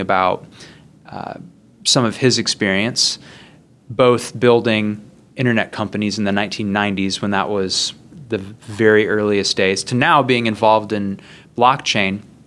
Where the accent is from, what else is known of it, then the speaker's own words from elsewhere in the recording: Midwest, United States; I grew up in the Midwest.